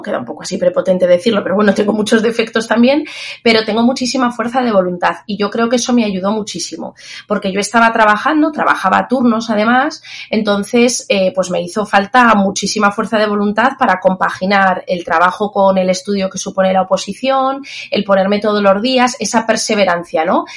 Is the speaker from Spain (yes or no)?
yes; Zaragoza, Aragon, Spain; also born or lived in Castilla-La Mancha; luego ya me vine a mi tierra, yo soy de Zaragoza